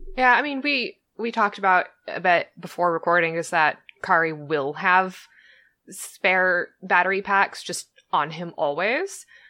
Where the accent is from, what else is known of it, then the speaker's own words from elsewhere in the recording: Southern California, United States; I was born and raised in Southern California.